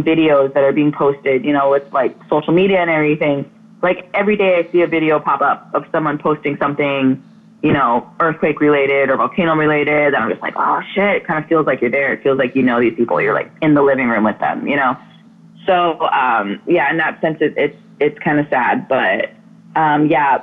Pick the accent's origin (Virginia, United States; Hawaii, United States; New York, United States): Hawaii, United States; Oahu; I'm from Oahu